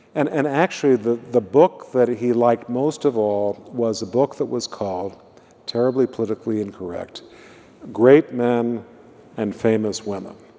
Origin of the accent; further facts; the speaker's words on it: Illinois, United States; moved away; I come from Illinois